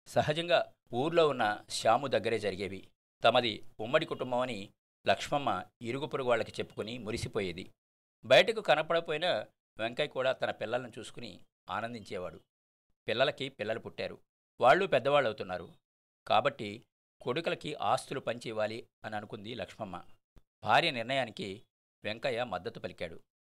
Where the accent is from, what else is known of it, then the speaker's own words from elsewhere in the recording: Kopparru, Andhra Pradesh, India; మా స్వగ్రామం కొప్పర్లో